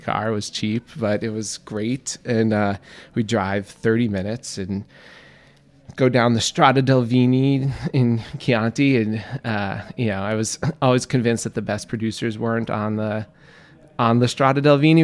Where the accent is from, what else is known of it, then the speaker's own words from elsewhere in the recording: New York City, New York, United States; also born or lived in Florence, Italy; I grew up in Queens, New York